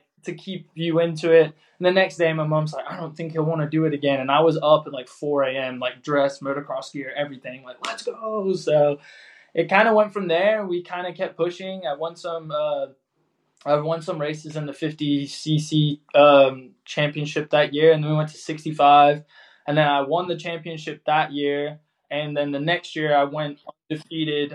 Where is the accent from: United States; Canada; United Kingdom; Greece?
United Kingdom; Preston, North West England; I was born in a place called Preston in England.